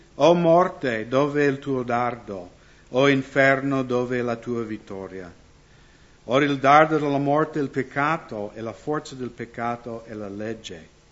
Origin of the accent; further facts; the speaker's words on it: United States; moved away; also born or lived in Seattle, Washington; io sono nato nella Chiesa luterana negli Stati Uniti